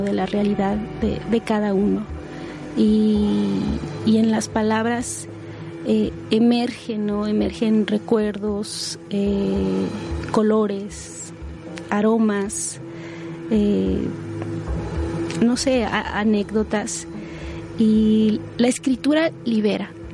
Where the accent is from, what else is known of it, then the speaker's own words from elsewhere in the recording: San Juan Chamula, Chiapas, Mexico; first language Spanish; also born or lived in Sinaloa; soy originaria de San Juan Chamula, Chiapas